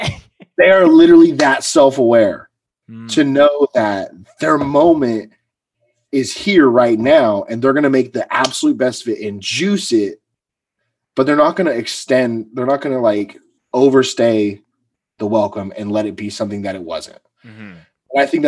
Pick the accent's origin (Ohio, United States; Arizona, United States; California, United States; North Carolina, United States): California, United States; Central Valley; I'm from the Central Valley.